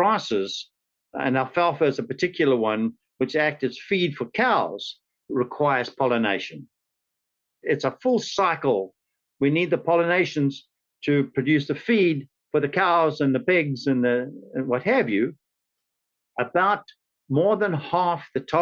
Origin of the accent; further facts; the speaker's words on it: South Africa; moved away as an adult; now in St. Petersburg, United States; This was in South Africa. Some of you may recognize from my accent.